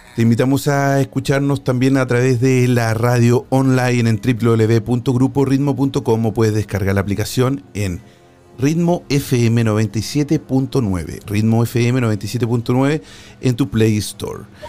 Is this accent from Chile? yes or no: yes; Chile; en mi país, en Chile